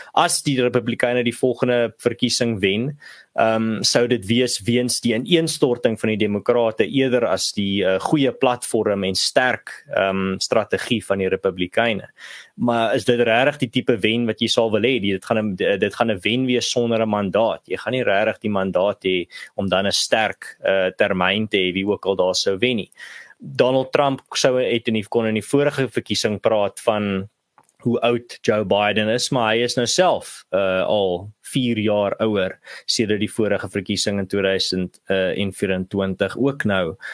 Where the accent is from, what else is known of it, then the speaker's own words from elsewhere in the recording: South Africa; Ons as Suid-Afrikaners